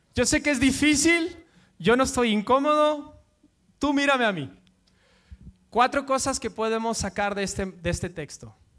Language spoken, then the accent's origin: Spanish; Guatemala; now in Madrid, Spain; yo soy de Guatemala